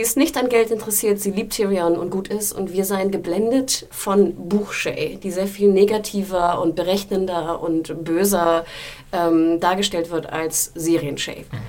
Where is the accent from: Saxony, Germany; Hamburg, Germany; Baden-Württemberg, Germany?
Hamburg, Germany; moved away; Ich war in meiner Heimatstadt Hamburg